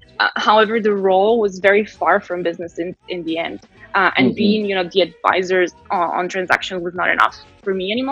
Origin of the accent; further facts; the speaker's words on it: Italy; moved away; I was born in Italy